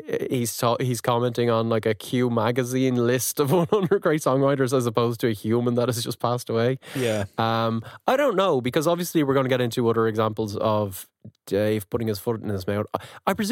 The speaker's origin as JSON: {"language": "English", "country": "Ireland"}